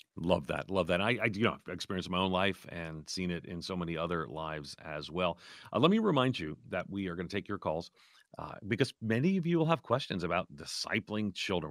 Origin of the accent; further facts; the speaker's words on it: outside of New York City, United States; moved away; also born or lived in Orlando; my parents, we grew up nominally Catholic outside of New York City